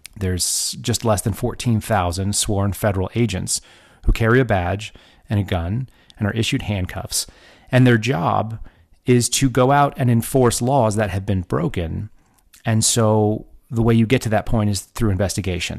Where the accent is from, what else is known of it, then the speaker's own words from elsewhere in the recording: Texas, United States; moved away; also born or lived in Oklahoma / California / Washington, D.C.; I grew up in Texas.